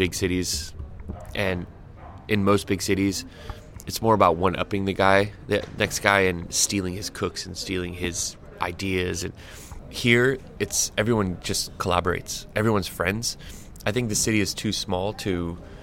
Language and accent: English; San Diego, California, United States; moved away as an adult; now in Copenhagen, Denmark; I'm from San Diego where, I mean, smoking weed is like drinking a beer.